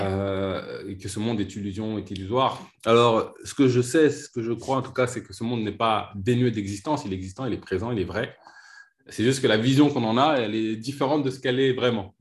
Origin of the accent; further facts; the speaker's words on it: Vitry-sur-Seine, Île-de-France, France; j'ai grandi à Vitry-sur-Seine